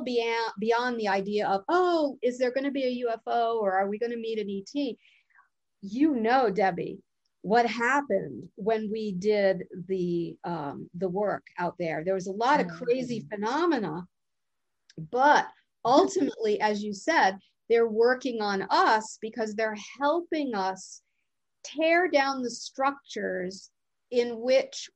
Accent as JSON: {"language": "English", "region": "East Coast", "country": "United States", "moved": "yes", "said": "I'm from the East Coast too originally"}